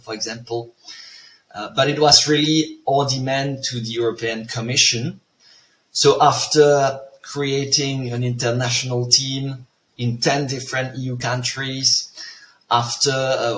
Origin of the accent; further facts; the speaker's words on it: a small village near Tournai, Wallonia, Belgium; moved away as an adult; also born or lived in Brussels, Belgium / Leuven, Belgium; now in Zurich, Switzerland; I come from Belgium, a small village near Tournai.